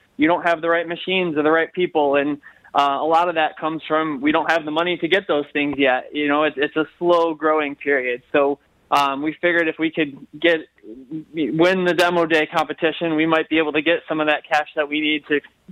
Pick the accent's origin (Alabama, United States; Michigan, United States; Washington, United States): Michigan, United States; Livonia; I grew up in Livonia